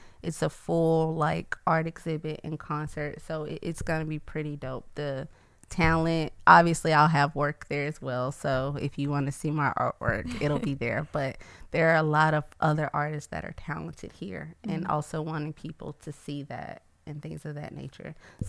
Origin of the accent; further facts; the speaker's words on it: Atlanta, Georgia, United States; now in Baton Rouge, United States; I'm from Atlanta, and I moved down here 2 years ago, and I've fallen in love with the city of Baton Rouge, and I never thought that would happen.